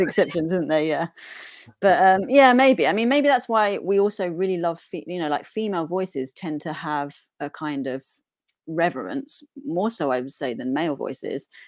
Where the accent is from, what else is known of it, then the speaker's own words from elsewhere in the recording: Newport, East of England, United Kingdom; also born or lived in outskirts of east London; now in London, United Kingdom; I grew up in a little village, um, called Newport, Essex